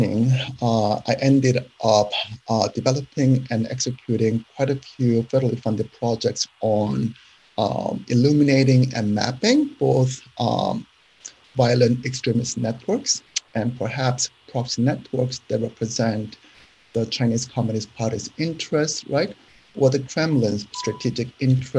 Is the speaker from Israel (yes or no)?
no; South Korea; moved away as an adult; now in United States; I was born in South Korea